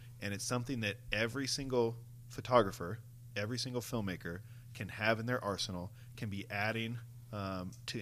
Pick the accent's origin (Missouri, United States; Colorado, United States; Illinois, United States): Colorado, United States; Denver; moved away; I grew up in Denver